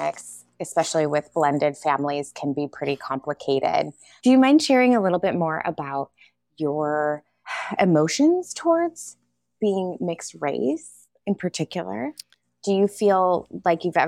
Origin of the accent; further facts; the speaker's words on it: Chicago, Illinois, United States; I was raised outside of Chicago in the Chicago suburbs.